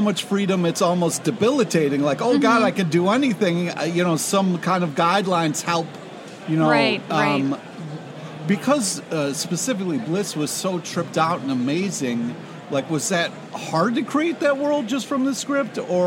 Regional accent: Rochester, New York, United States; I'm from Rochester.

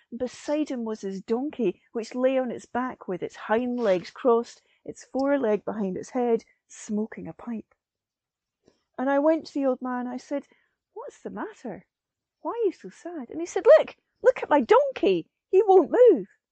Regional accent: Perthshire, Scotland, United Kingdom; I'm a Scottish storyteller based in Perthshire in Scotland

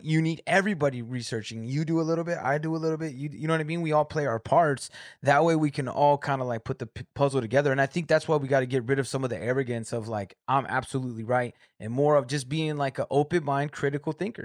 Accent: Corona, California, United States; moved away as an adult; now in Michigan, United States; I'm from Southern California, Riverside, Corona area

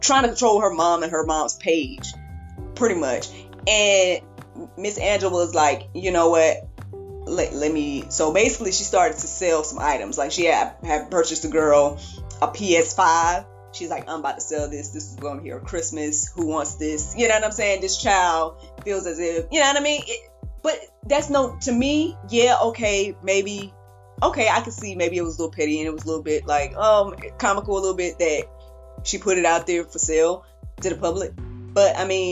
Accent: the South, United States; I'm from the South

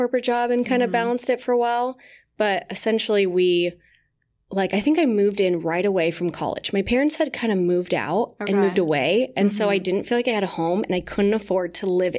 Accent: Seattle, Washington, United States; moved away as an adult; now in Puerto Rico; I'm from Seattle, but I now live in Puerto Rico with my fiance

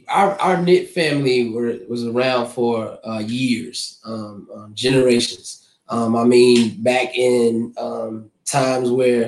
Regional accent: Zebulon, North Carolina, United States; everybody. I am from Zebulon, North Carolina.

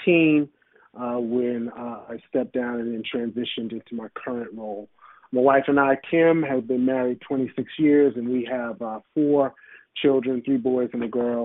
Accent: New York City, New York, United States; moved away as an adult; also born or lived in Silver Spring, Maryland; now in Washington, D.C., United States; I grew up in New York City, in Brooklyn, New York. I lived there for the first 25 plus years of my life

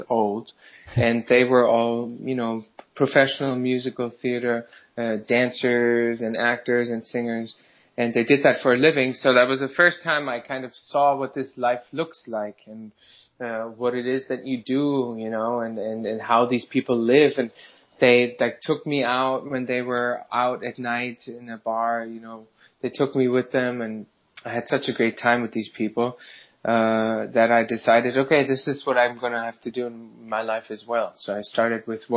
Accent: Germany; English is a second language; moved away as an adult; now in New York City, United States; I'm a band leader from New York City. Grew up in Germany. Moved here 6 years ago

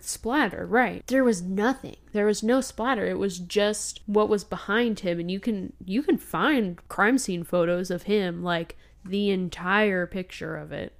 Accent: California, United States; we are both from California

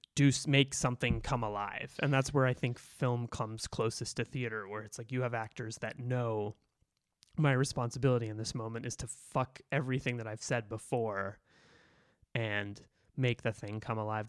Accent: Boston, Massachusetts, United States; I grew up in Boston, I grew up Irish Catholic

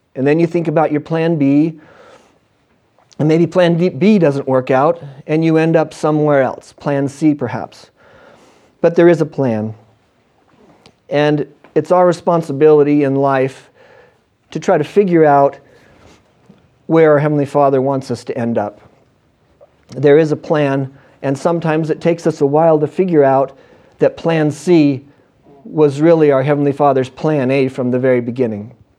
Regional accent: Western Washington, United States; I grew up in Western Washington.

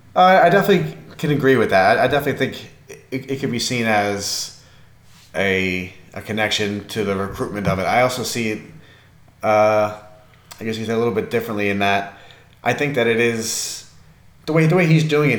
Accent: New York, United States; being a New Yorker

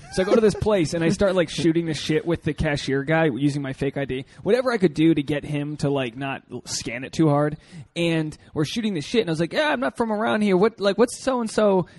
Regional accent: Portsmouth, Rhode Island, United States; also born or lived in Newport, Rhode Island; now in Los Angeles, United States; I grew up in Portsmouth, but Tiverton's just across the bridge.

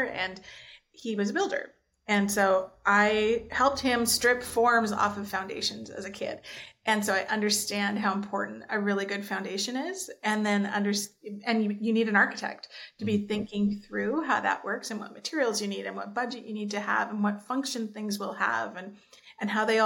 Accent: Nanaimo, British Columbia, Canada; moved away as an adult; also born or lived in Germany; now in Ontario, Canada; I grew up on Vancouver Island. I was born and raised in Nanaimo, grew up on Vancouver Island.

